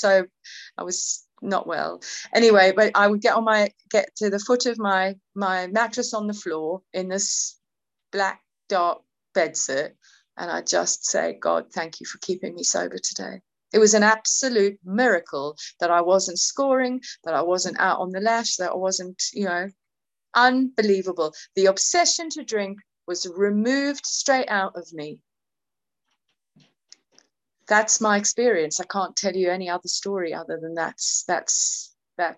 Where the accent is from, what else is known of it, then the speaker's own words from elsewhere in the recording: Cape Town, Western Cape, South Africa; moved away as an adult; now in United Kingdom; I was born in Cape Town, I was born in South Africa, I grew up in South Africa, but I came to England at 21